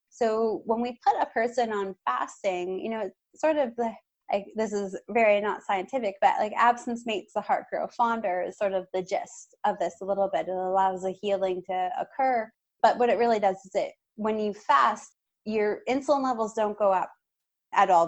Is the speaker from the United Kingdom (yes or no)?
no; Canada; As a Canadian